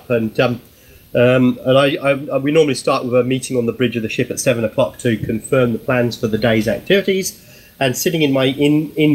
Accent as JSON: {"language": "English", "town": "Milton Keynes", "region": "South East England", "country": "United Kingdom", "moved": "yes", "lives_now": "Australia", "said": "I live and work in Australia. I've been here since 1990, but I'm originally from Milton Keynes"}